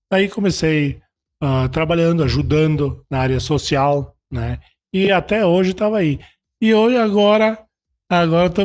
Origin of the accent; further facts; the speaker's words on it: Fagundes Varela, Rio Grande do Sul, Brazil; É nato é assim, ó, tu sabe que eu vim de Fagundes Varela, né? Nascido lá em Fagundes Varela, na mesma cidade que o nosso prefeito né?